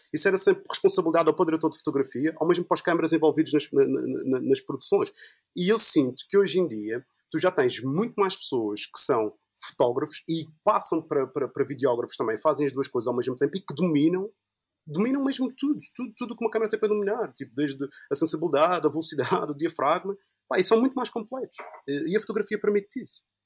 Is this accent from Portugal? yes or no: yes; Funchal, Madeira, Portugal; sou do Funchal e quando, quando eu estava a estudar no Funchal, quando eu estava lá no liceu